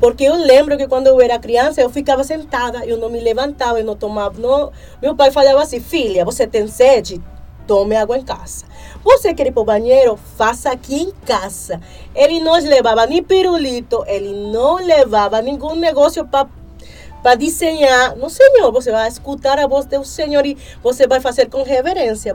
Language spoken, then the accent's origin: Portuguese; Venezuela; now in Brazil; sou venezuelana